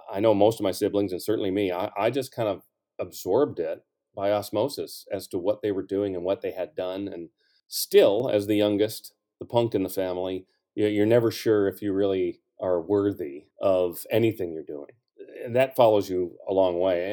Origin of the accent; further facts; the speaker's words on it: St. Louis, Missouri, United States; I was from Saint Louis